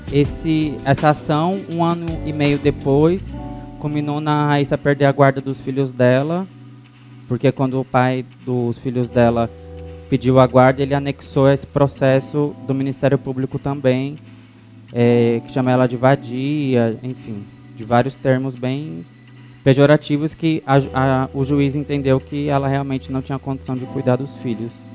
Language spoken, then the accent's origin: Portuguese; São Paulo, Brazil; also born or lived in Bom Pastor 2 settlement, interior of São Paulo / Parelheiros, São Paulo; eu nasci no Grajaú em 89